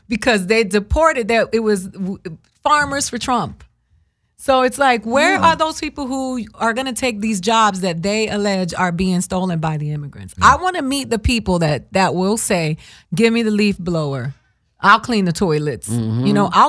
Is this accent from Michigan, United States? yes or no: no; Miami, Florida, United States; I'm from Miami, so I grew up in the controversy between the Cubans